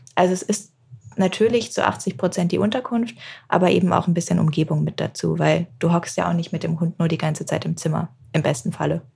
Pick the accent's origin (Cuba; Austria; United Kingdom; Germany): United Kingdom; England; moved away; ich bin zum Beispiel in England aufgewachsen